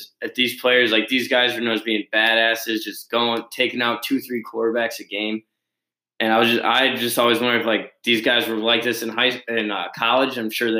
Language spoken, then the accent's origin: English; Chicago, Illinois, United States; I am from Chicago